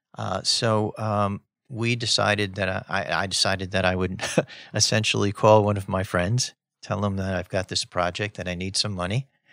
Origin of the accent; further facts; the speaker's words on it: New York City, New York, United States; I grew up in Spanish Harlem